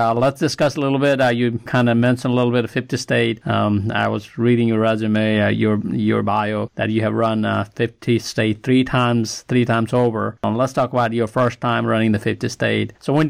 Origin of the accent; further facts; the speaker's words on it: Birmingham, Alabama, United States; I'm from Alabama, Birmingham area. We get a lot of tornado goes through here.